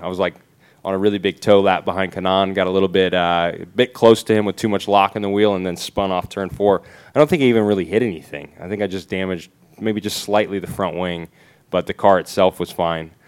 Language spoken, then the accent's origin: English; United States; being American